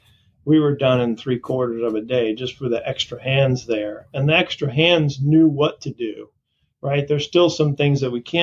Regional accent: Florida, United States; also born or lived in Portland, Maine; I grew up in Portland, Maine. {S0} Okay. {S1} And then moved down to Florida in the fourth grade. So I grew up most of my life in Florida on the East Coast, down along Palm Beach and in that area.

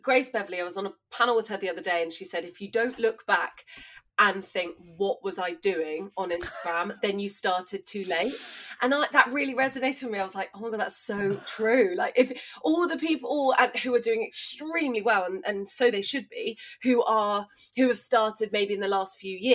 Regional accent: East Sussex, South East England, United Kingdom; I grew up in East Sussex.

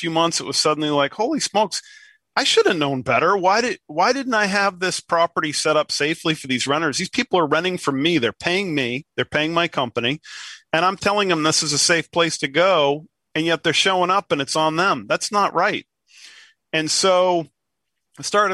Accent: New England, United States; I'm from New England.

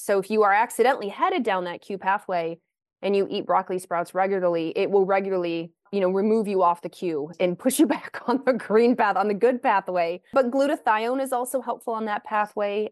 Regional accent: Lexington, Kentucky, United States; moved away as an adult; also born or lived in Pacific Northwest; I grew up in the South, though I grew up in Lexington, Kentucky

